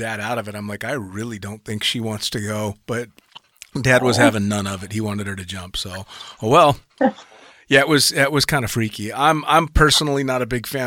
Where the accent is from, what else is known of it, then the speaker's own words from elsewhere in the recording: United States; as an American tandem instructor